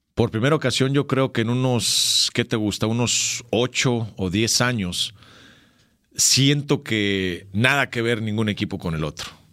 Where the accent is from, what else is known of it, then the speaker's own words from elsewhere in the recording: Cananea, Sonora, Mexico; en mi pueblo, en Cananea, también había un ojo de agua